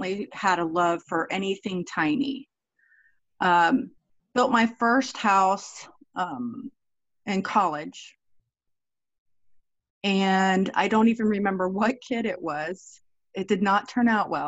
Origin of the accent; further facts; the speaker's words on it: Brevard County, Florida, United States; I grew up in Brevard County, Florida.